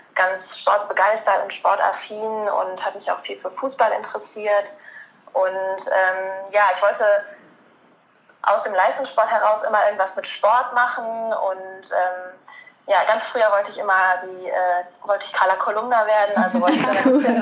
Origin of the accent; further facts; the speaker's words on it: near Cologne, North Rhine-Westphalia, Germany; ich komme gebürtig aus der Nähe von Köln, studiere jetzt gerade in Köln